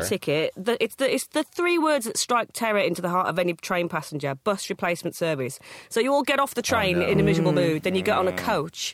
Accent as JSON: {"language": "English", "area": "Black Country", "region": "West Midlands", "country": "United Kingdom", "accent": "Brummy", "said": "I'm not actually from Birmingham. I'm from an area outside of it called the Black Country"}